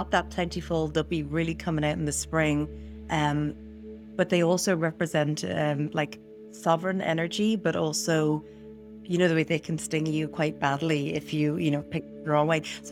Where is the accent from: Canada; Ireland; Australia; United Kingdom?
Ireland; moved away; also born or lived in San Diego, California, United States; I was born and raised in Ireland, lived almost 20 years in San Diego, and now I'm back home.